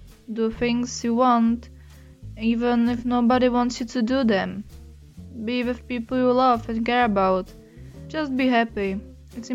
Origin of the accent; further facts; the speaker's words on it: Czechia; I'm from Czech Republic